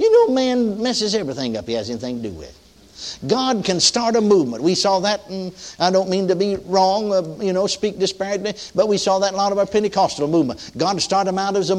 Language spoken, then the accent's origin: English; Texas, United States; now in Oklahoma, United States; In my home, now my home state, I'm a native Texan.